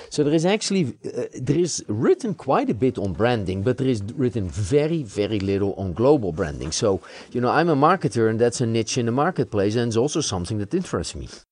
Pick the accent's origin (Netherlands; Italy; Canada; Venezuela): Netherlands; now in United States; I live in the United States, I've become an American citizen, but I was born in the Netherlands